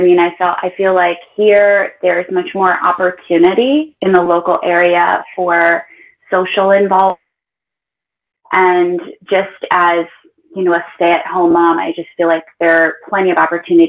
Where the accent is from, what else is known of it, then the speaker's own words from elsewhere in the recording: Pittsburgh, Pennsylvania, United States; also born or lived in Lakenheath, England; now in Pinehurst, United States; I'm originally from Pittsburgh, Pennsylvania, and I stay at home with my two boys. I've got an 11-year-old almost and an 8-year-old.